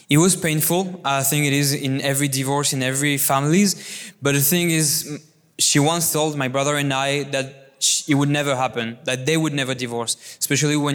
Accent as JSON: {"language": "English", "country": "France", "tie": "born or raised there", "said": "I was born and raised in this beautiful country, what is France"}